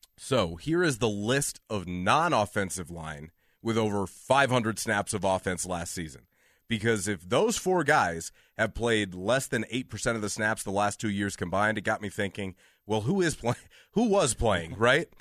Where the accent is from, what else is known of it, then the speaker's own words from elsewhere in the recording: Illinois, United States; now in Denver, United States; Growing up in Illinois